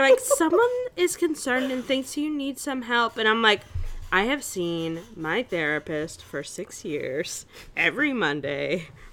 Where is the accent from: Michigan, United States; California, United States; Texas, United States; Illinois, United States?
Illinois, United States; Chicago; I'm an American, and I'm from Chicago